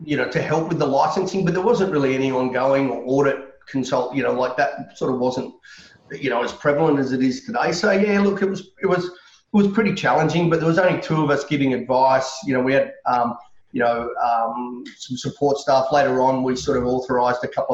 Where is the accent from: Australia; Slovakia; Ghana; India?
Australia; Canberra, Australian Capital Territory; moved away as an adult; also born or lived in Sydney; I was born and bred in Canberra